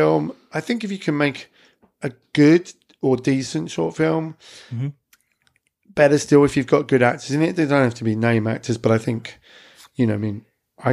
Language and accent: English; Clacton-on-Sea, East of England, United Kingdom; my hometown, which is Clacton-on-Sea